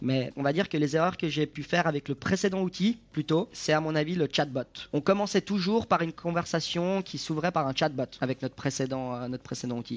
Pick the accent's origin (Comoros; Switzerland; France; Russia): Switzerland; J'habite en Suisse, je suis né en Suisse, je suis d'origine euh, italienne, mais né en Suisse